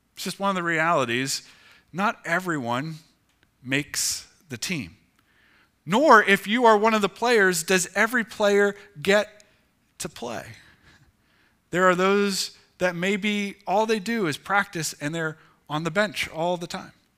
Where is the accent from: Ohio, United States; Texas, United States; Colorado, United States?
Ohio, United States; moved away; I grew up in Ohio